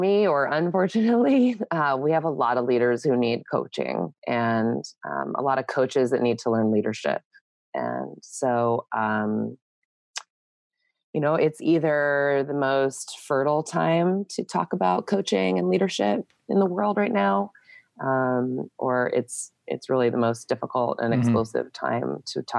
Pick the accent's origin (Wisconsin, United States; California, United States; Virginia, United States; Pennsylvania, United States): California, United States; San Diego; I'm from San Diego. I'm a second generation native.